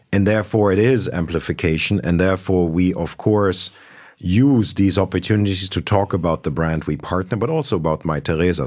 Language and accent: English; Berlin, Germany; also born or lived in Munich; I was born in Munich, uh, grew up in Berlin